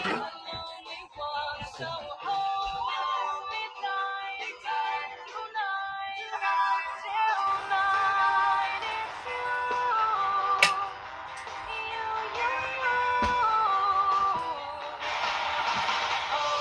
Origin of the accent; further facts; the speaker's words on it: Australia; I'm from I'm from Australia